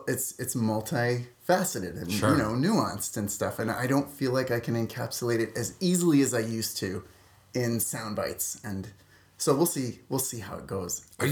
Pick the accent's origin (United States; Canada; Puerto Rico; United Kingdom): Canada; Saskatoon, Saskatchewan; Saskatoon, Saskatchewan. That's a real place.